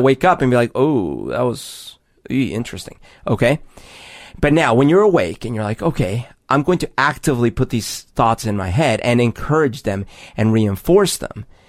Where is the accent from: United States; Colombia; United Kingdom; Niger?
Colombia; moved away; growing up in Columbia